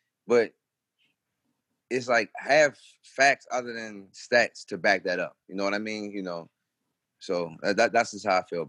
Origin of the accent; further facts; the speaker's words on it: Baltimore, Maryland, United States; now in Charlotte, United States; growing up in Baltimore